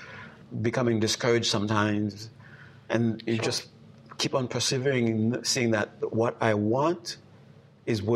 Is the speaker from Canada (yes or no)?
no; Haiti; now in United States; growing up in Haiti